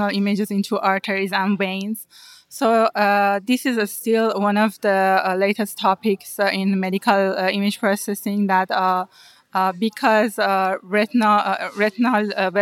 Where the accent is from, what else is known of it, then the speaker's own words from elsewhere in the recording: Iran; moved away as an adult; now in United States; one of the master program at the university in my hometown.